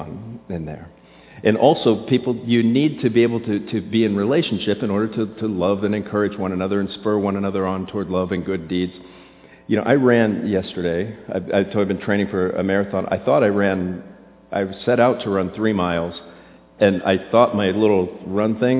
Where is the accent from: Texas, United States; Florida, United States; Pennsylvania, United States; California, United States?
Florida, United States; I grew up in Florida